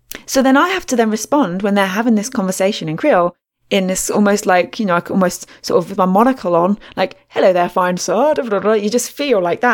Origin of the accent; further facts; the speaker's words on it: England, United Kingdom; accent: English; my English accent